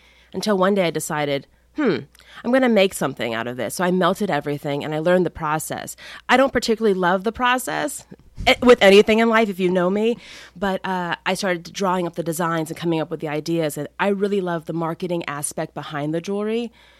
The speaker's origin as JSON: {"language": "English", "town": "Key West", "region": "Florida", "country": "United States", "tie": "born or raised there", "also_born_or_lived": "New York City", "said": "I was born and raised in Key West, an island known for its fashion."}